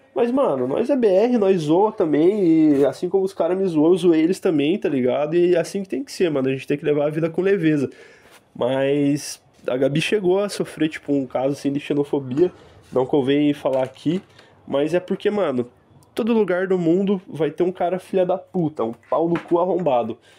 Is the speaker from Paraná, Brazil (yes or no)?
yes; Curitiba, Paraná, Brazil; moved away as an adult; now in Lisbon, Portugal; A gente que é curitibano